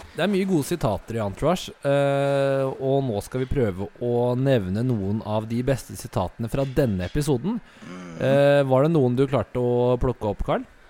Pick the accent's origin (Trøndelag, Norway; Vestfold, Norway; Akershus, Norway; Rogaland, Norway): Akershus, Norway; Asker; Du og jeg er jo fra Vi har vokst opp i Asker